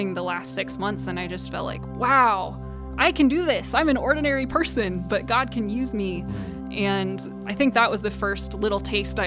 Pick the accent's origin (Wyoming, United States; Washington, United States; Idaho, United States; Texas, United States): Washington, United States; Monroe; I grew up in the Snohomish area, Monroe specifically